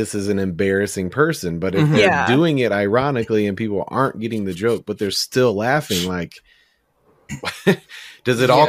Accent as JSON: {"language": "English", "region": "the South", "country": "United States", "tie": "born or raised there", "accent": "Southern", "moved": "yes", "said": "growing up in the South, I tried to have less of an accent because I was surrounded by people mm-hmm. that sounded that way"}